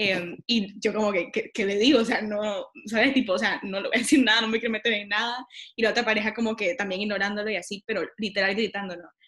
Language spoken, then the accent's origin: Spanish; Nicaragua; sí, soy de Nicaragua, no sé qué